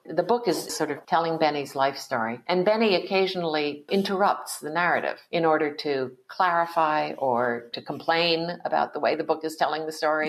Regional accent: East Coast of the United States, Connecticut, United States; I was born in 1956 in the United States on the East Coast too.

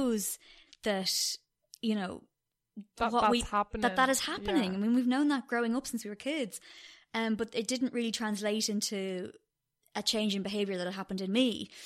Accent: Dublin, Leinster, Ireland; also born or lived in Cork / London; I was born in Cork, but I've lived in Dublin since I was 8

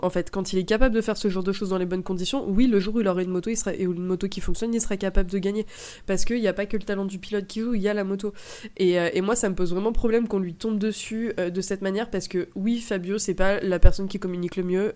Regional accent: France; on est Français

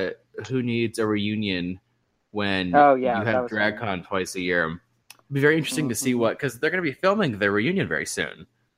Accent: Maine, United States; So I'm from Maine.

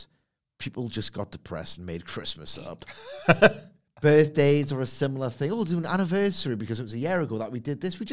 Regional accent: Gateshead, North East England, United Kingdom; I was born in Gateshead

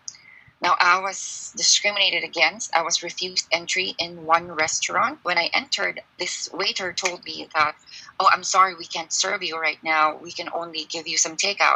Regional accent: Philippines; now in China; I'm Filipino

